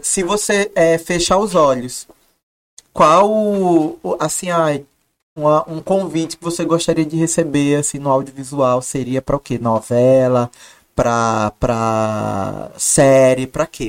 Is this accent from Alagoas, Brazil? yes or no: yes; Maceió, Alagoas, Brazil; accent: Alagoan; moved away as an adult; now in Rio de Janeiro, Brazil; meu sotaque é alagoano